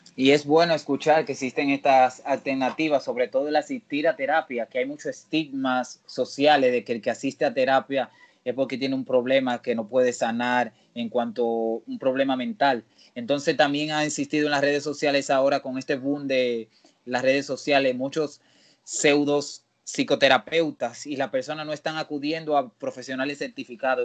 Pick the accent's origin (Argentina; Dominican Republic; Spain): Dominican Republic